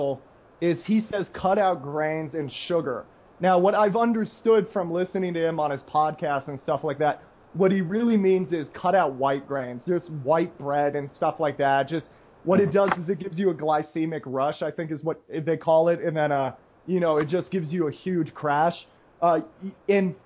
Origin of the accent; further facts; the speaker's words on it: United States; now in Costa Rica; I'm American